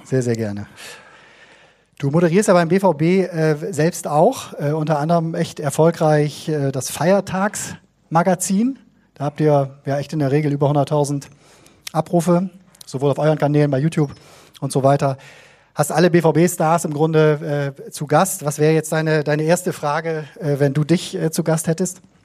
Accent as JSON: {"language": "German", "region": "Bremen", "country": "Germany", "tie": "born or raised there", "said": "1989 bin ich in Bremen geboren"}